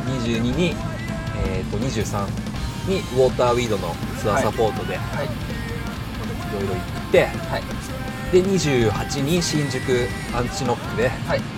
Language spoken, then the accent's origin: Japanese; Kure, Hiroshima, Japan; now in Tokyo, Japan; まあ、私が広島出身で